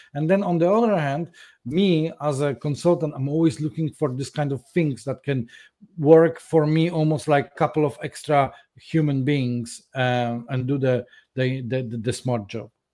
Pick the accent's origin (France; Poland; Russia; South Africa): Poland; now in London, United Kingdom; I was born in Poland some time ago.